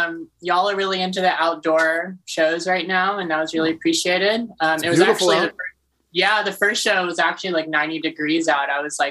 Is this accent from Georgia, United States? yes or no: yes; Atlanta, Georgia, United States; I'm from Atlanta. You know, I was at the 96 World Series, you know.